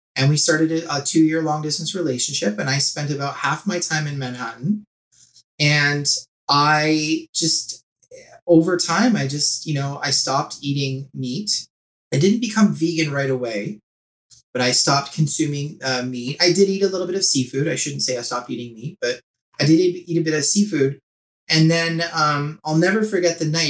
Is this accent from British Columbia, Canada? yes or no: no; Whitby, Ontario, Canada; I grew up in Whitby, Ontario